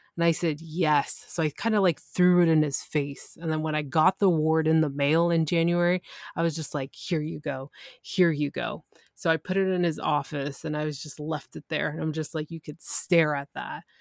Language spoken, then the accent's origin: English; Canada; I'm Canadian